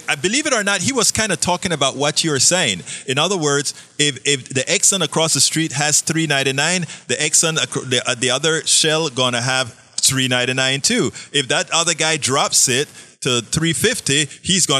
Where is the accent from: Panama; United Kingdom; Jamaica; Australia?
Panama; moved away; also born or lived in Kingwood, Texas; I'm from Panama, Central America.